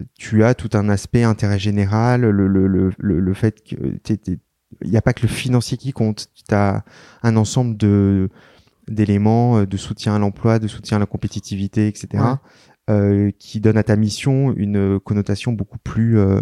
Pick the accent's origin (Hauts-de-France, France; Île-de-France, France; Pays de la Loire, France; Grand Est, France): Île-de-France, France; Paris; je suis né à Paris, j'ai vécu à Paris, mais ma mère est très parisienne et je suis d'origine bretonne.